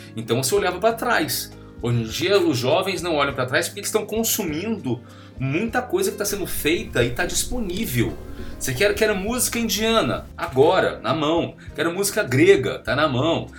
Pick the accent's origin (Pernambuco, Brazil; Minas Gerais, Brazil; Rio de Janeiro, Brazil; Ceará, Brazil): Rio de Janeiro, Brazil; moved away as an adult; now in São Paulo, Brazil; sou carioca